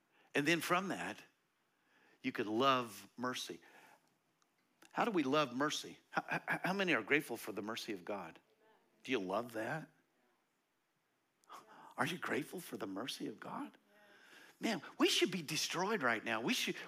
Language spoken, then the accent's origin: English; United States; I grew up in America